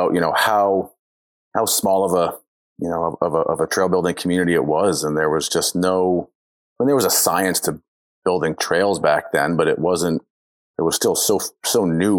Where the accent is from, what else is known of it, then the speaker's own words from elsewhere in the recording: southern Maine, United States; now in Vermont, United States; I grew up in Maine, you know, mountain biking power lines and, you know, scrubby trails around the part of the southern part of the state